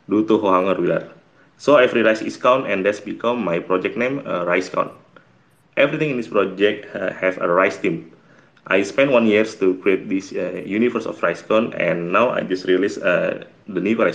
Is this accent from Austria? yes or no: no; Indonesia; I'm from Indonesia